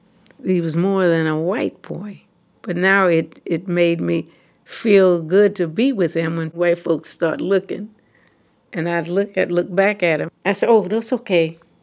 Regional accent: the South, United States; growing up in the South

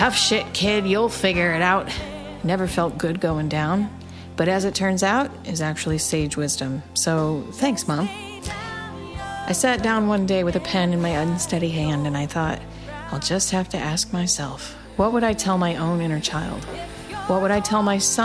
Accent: Northwest Ohio, United States; moved away; I'm from Northwest Ohio

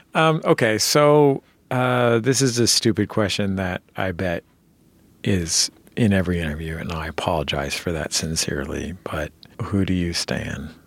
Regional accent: San Francisco, California, United States; I'm from San Francisco.

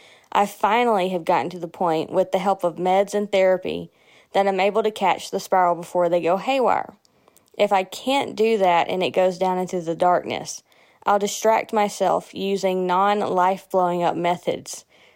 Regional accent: Jackson, Mississippi, United States; from Jackson, Mississippi.

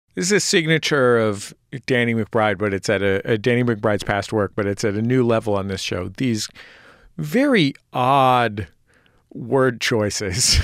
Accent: San Francisco, California, United States; I grew up in San Francisco where the priest in my church was gay

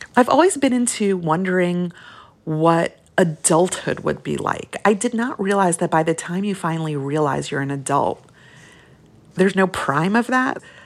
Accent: Brooklyn, New York, United States; moved away; also born or lived in Long Island; When we moved to Brooklyn from Long Island

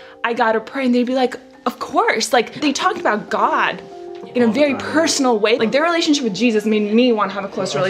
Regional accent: Georgia, United States; also born or lived in Pakistan; I am so grateful to have been a Muslim growing up in the South.

